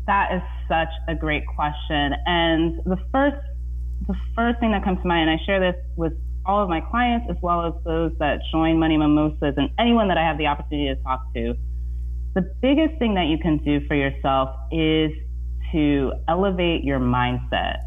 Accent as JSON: {"language": "English", "region": "Indiana", "country": "United States", "tie": "born or raised there", "moved": "yes", "lives_now": "San Francisco Bay Area, United States", "said": "growing up in Indiana"}